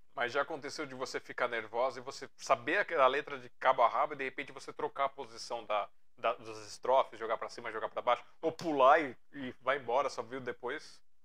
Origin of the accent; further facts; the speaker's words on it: Brazil; eu sou brasileiro demais